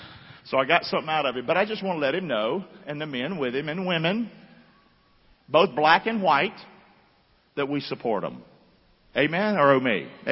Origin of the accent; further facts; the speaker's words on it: Rockingham, North Carolina, United States; now in Englewood, United States; Fellowship Church, Englewood, Florida. I grew up down in Rockingham.